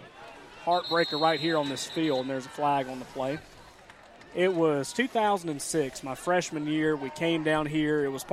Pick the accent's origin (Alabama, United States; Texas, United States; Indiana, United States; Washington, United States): Alabama, United States; Roanoke; I grew up in Roanoke